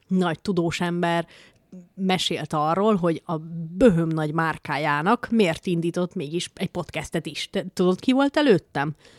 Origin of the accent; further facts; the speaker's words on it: Békés, Hungary; nekem békésiként